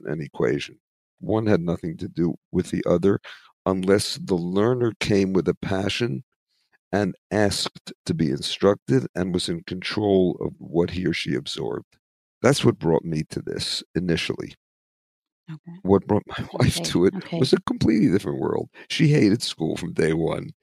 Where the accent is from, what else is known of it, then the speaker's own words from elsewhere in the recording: United States; also born or lived in Philadelphia / New York; I grew up in it in Philadelphia, New York